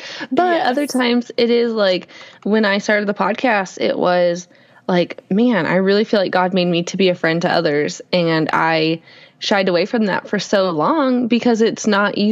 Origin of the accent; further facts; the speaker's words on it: Alaska, United States; moved away; we're originally from Alaska